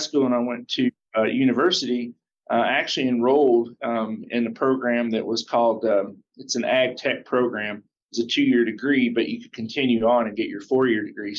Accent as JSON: {"language": "English", "town": "Russellville", "region": "Kentucky", "country": "United States", "tie": "born or raised there", "also_born_or_lived": "Kansas City / Atlanta / Iowa / Minneapolis", "moved": "as an adult", "said": "a dealership in my hometown, Russellville, Kentucky"}